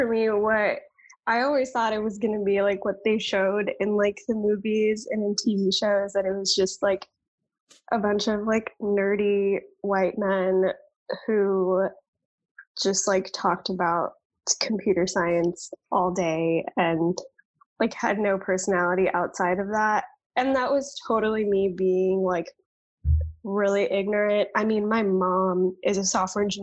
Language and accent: English; Dallas, Texas, United States; I am a Texas native, born and raised. I grew up in Dallas suburbs